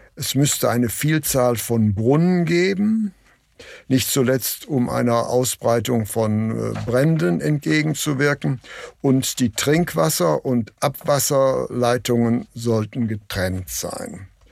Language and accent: German; Essen, North Rhine-Westphalia, Germany; Ich bin ja in Essen geboren